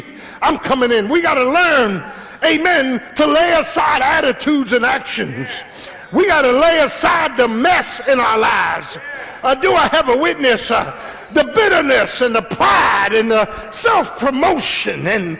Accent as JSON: {"language": "English", "town": "Philadelphia", "region": "Pennsylvania", "country": "United States", "said": "I'm from South Philly. I could fight."}